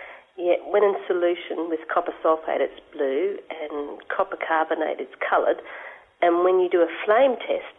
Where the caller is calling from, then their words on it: Adelaide, South Australia, Australia; I'm calling from Adelaide in South Australia.